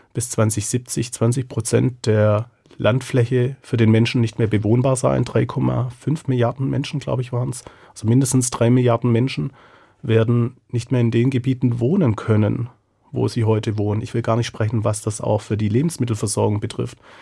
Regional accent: Southern Germany, Germany; also born or lived in Mexico; now in Frankfurt, Germany; ich bin ja in Süddeutschland aufgewachsen

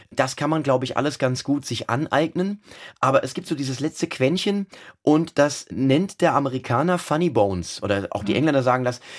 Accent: Mainz, Rhineland-Palatinate, Germany; Naja, nun, also ich bin ja Mainzer, Mainzer, ich bin ein echter Mainzer mit mhm. allem, was dazugehört. Ich kann auch so sprechen, wie man hier halt spricht. Und ich bin hier geboren, wie das sich

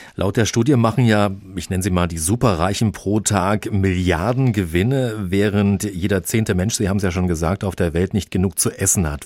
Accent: Germany; bei uns in Deutschland

